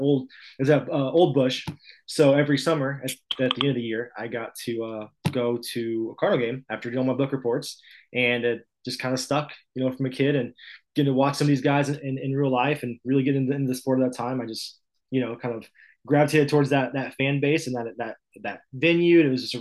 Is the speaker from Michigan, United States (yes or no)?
no; Illinois, United States; born and raised in the Midwest.